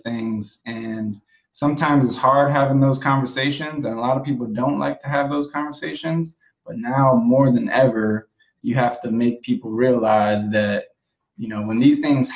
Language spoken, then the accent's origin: English; Prince George's County, Maryland, United States; moved away; also born or lived in New York City / Southwestern Virginia; I grew up in Prince George's County, Maryland for a large period of time